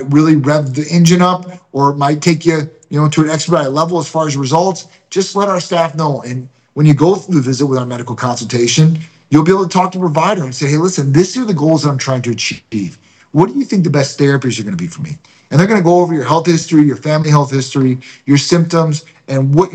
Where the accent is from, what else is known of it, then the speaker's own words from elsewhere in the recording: Chicago, Illinois, United States; now in St. Petersburg, United States; I'm a Greek from Chicago